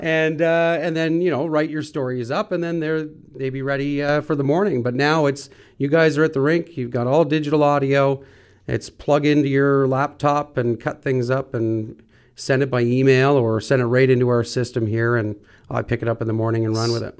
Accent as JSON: {"language": "English", "town": "North Bay", "region": "Ontario", "country": "Canada", "said": "We're from North Bay."}